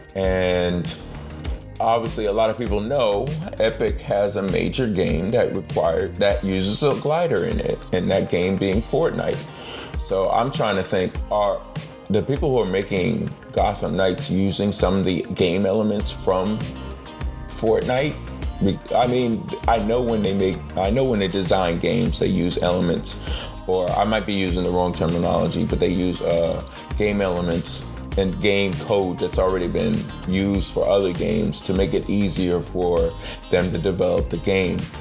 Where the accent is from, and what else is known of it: United States